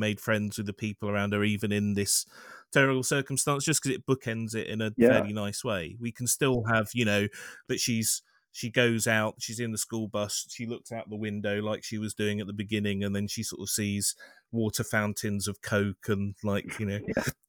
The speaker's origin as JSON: {"language": "English", "town": "Montreal", "region": "Quebec", "country": "Canada", "tie": "born there", "said": "I was born in Montreal. Oh. I don't sound French Canadian, but I am by birth."}